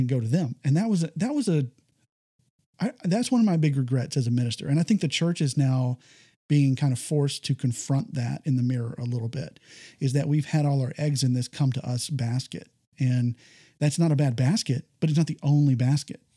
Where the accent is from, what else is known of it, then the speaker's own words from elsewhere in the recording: Texas, United States; I come from Texas